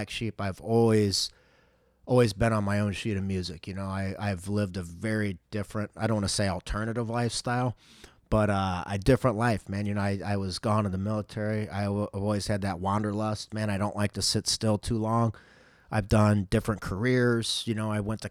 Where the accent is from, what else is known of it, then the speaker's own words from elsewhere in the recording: St. Charles, Missouri, United States; I was born and raised in St. Charles.